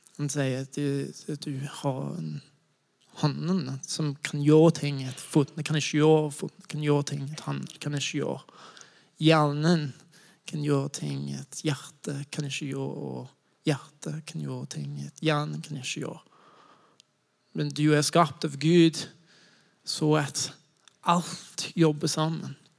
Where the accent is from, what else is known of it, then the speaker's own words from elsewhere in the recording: United States; Norwegian is a second language; moved away as an adult; now in Norway; Jeg kommer fra USA